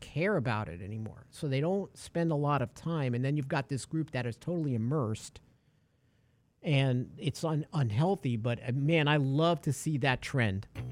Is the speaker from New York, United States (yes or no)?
yes; New York City, New York, United States; now in Texas, United States; I'm a kid from New York City